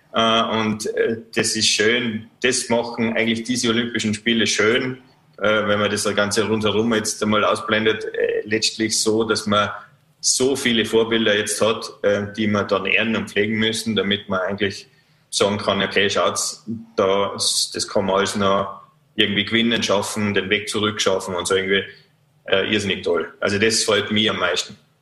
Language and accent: German; Vorarlberg, Austria; als Vorarlberger